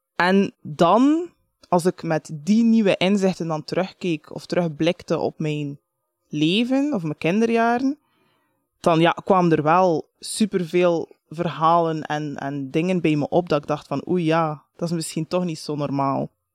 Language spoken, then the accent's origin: Dutch; Bruges, Flanders, Belgium; ik ben geboren in Brugge, dat is echt niet zo exotisch